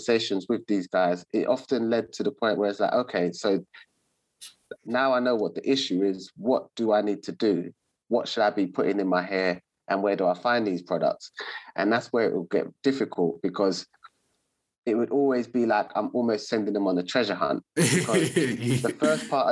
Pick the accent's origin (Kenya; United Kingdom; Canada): United Kingdom; London; I'm born and raised in Southeast London